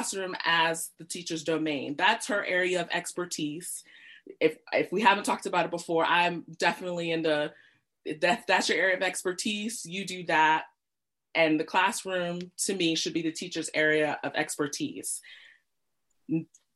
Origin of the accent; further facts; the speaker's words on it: United States; moved away as an adult; also born or lived in Britain; now in United Kingdom; the US, where I grew up, if you haven't told from my accent